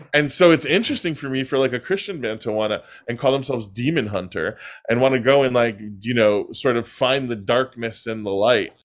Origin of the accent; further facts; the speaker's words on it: New York, United States; the Italian neighborhood I grew up in now is all Russian and Chinese